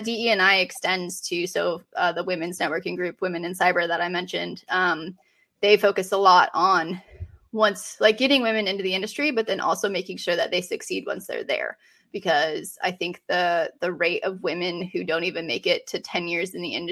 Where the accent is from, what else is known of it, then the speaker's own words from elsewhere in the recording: Colorado, United States; moved away as an adult; now in Raleigh, United States; I live in Raleigh, North Carolina. I'm originally from Colorado